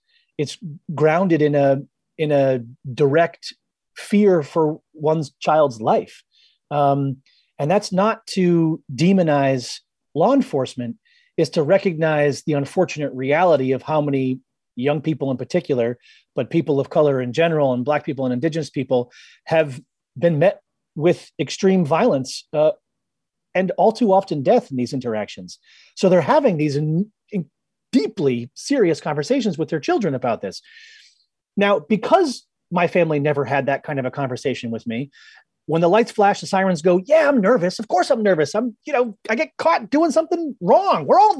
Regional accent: Boston, Massachusetts, United States; And one night, I'm bombing down Route 1 South near where I grew up in outside of Boston.

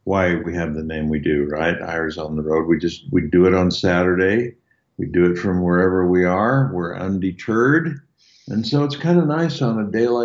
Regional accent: Logan, Utah, United States; moved away; my hometown up in Logan, Utah

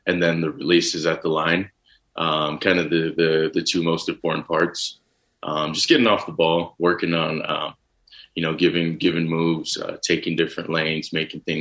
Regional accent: Texas, United States; growing up in Texas, I watch football, you know, as much as I can

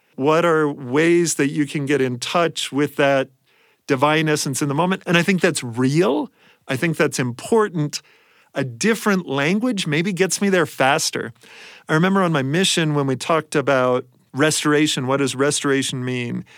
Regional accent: Columbus, Ohio, United States; I grew up mostly in Columbus, Ohio

